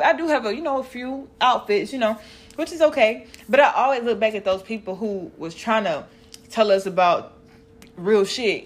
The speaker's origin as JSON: {"language": "English", "region": "Mississippi", "country": "United States", "accent": "country", "said": "I'm from Mississippi, y'all, so I'm country as fuck"}